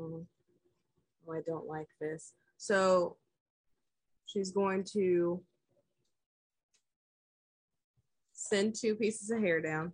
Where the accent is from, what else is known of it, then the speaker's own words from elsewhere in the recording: Georgia, United States; I'm from Georgia